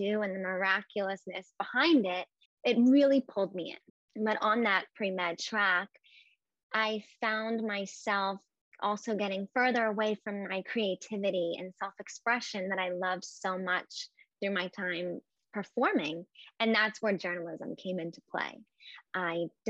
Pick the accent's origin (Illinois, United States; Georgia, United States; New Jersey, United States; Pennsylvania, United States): New Jersey, United States; near Atlantic City; growing up near Atlantic City